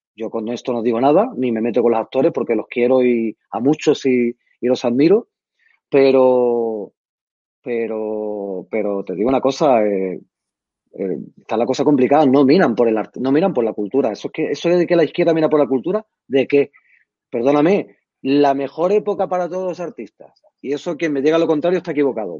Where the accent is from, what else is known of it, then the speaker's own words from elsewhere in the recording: Madrid, Community of Madrid, Spain; nosotros vivíamos en Barajas